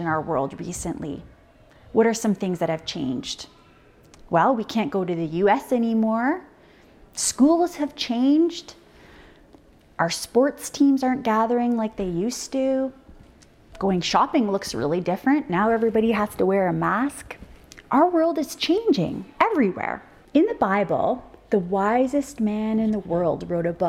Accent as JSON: {"language": "English", "region": "Ontario", "country": "Canada", "tie": "born or raised there", "moved": "yes", "said": "I grew up in Ontario"}